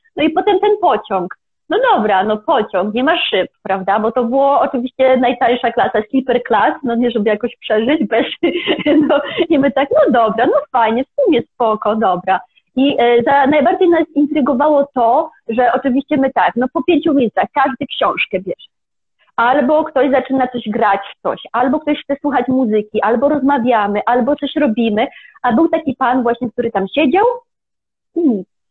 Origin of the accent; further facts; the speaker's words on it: Kielce, Świętokrzyskie Voivodeship, Poland; moved away as an adult; also born or lived in Kraków / India; pochodzę z Kielc, więc z Kielc do Krakowa się przeprowadziłam